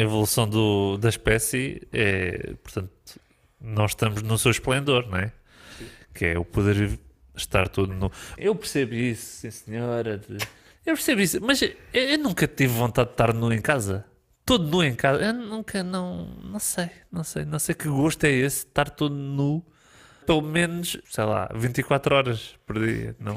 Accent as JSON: {"language": "Portuguese", "country": "Portugal", "said": "Nós somos portugueses"}